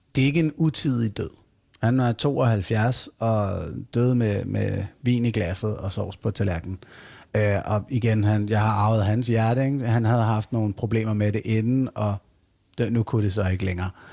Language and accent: Danish; Fredensborg, Capital Region of Denmark, Denmark; Jeg voksede op i Fredensborg i Nordsjælland, i sådan en rigtig tryg middelklasse tilværelse